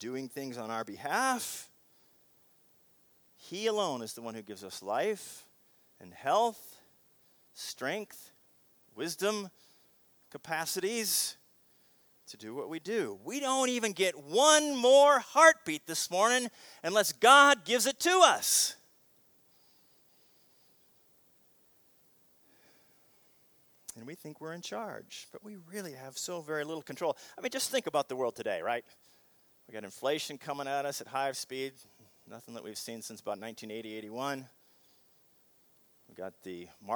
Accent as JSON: {"language": "English", "town": "Seattle", "region": "Washington", "country": "United States", "tie": "born or raised there", "said": "Growing up in Seattle"}